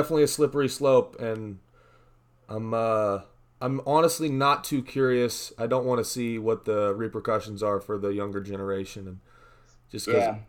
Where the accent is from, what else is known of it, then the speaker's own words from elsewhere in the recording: Missouri, United States; also born or lived in California; now in Oregon, United States; No, I'm from Missouri originally.